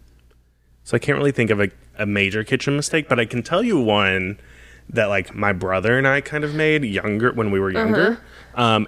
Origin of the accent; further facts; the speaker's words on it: Arkansas, United States; now in Arizona, United States; I'm from Arkansas